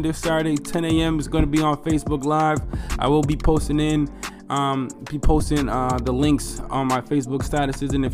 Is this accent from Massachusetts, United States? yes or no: yes; Boston, Massachusetts, United States; I love being from Boston. I love growing up in Boston.